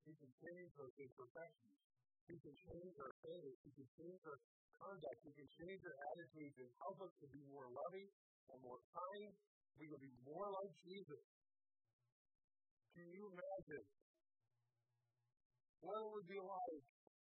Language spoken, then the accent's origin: English; Indiana, United States; moved away as an adult; now in Michigan, United States; I'm from the North. I'm from Indiana